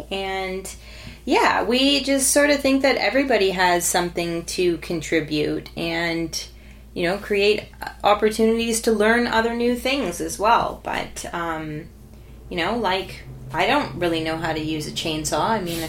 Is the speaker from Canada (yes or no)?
yes; Canada; growing up in Canada in the early 90s